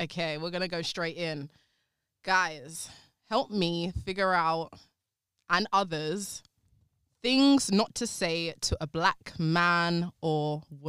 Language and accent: English; London, United Kingdom; North London.